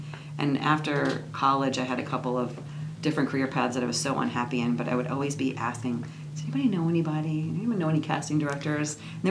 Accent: New York, United States; So I'm from New York.

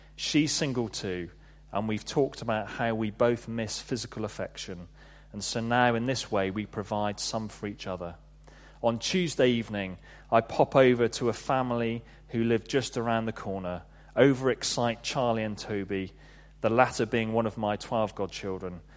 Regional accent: Devon, South West England, United Kingdom; moved away as an adult; I grew up in Devon

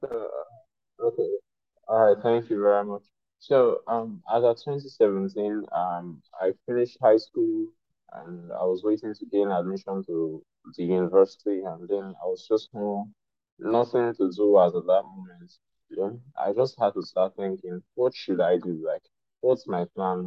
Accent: Nigeria; I'm an African and I'm Nigerian

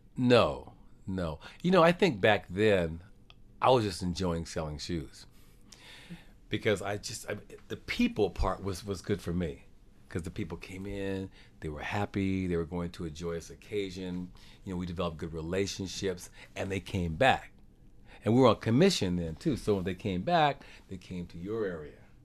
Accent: Tracy, California, United States; also born or lived in Dillon, Montana; now in Stockton, United States; I grew up in Tracy

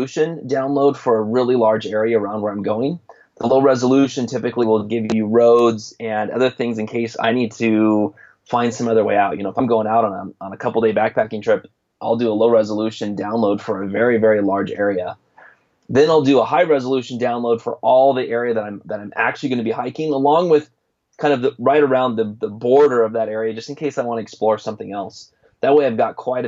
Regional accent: Spokane, Washington, United States; I'm from Spokane, Washington

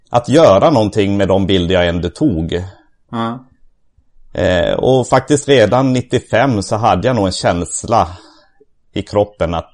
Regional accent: southern Sweden, Sweden; Jag är uppvuxen i södra Sverige

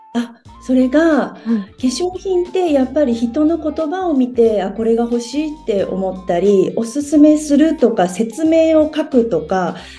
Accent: Tokyo, Japan; moved away as an adult; now in United Kingdom; 私はイギリスに住んでいます出身は日本の東京です

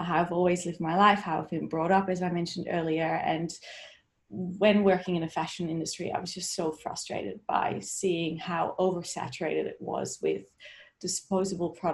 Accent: Netherlands; I grew up in the Netherlands

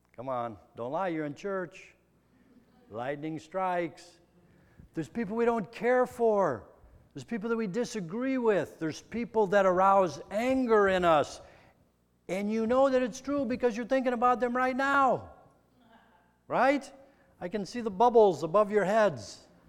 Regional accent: Midwest, United States; I'm a kid from the Midwest.

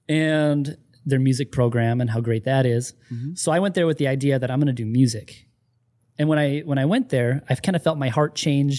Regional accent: Angeles, Central Luzon, Philippines; born there; Oh, I was born in the Philippines.

